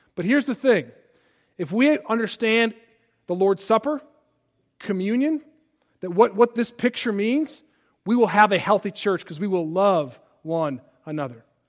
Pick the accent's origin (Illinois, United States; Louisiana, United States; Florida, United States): Illinois, United States; Palatine; moved away; my hometown of Palatine, Illinois